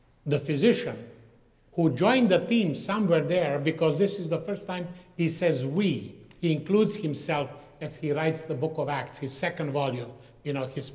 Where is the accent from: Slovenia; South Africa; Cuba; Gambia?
Slovenia; moved away; former Yugoslavia where I come from, which will be our next map. I was born up in Slovenia